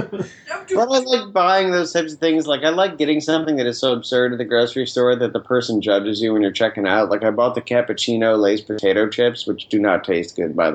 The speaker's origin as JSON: {"language": "English", "region": "Northeast", "country": "United States", "said": "I am from the Northeast"}